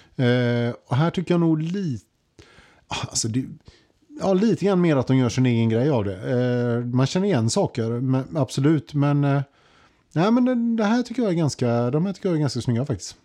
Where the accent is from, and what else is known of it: Sweden